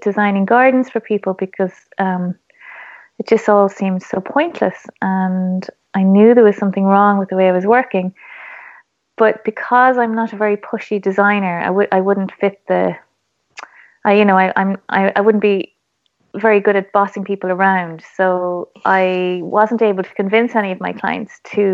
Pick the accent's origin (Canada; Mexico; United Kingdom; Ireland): Ireland; being Irish